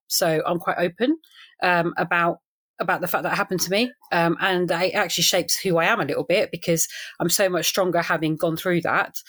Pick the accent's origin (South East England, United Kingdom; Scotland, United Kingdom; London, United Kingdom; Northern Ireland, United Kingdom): London, United Kingdom; moved away as an adult; also born or lived in Salford / South Essex; now in Rayleigh, United Kingdom; I'm a Londoner, really, born and bred Northwest London